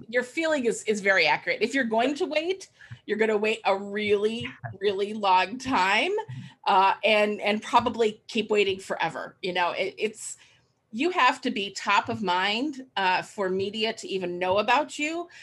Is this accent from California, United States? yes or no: no; Cleveland, Ohio, United States; I moved back to my hometown in Cleveland, Ohio